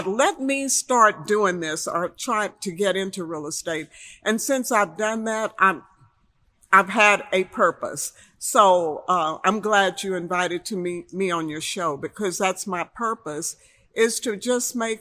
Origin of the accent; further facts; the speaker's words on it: Houston, Texas, United States; I grew up in Fifth Ward, Texas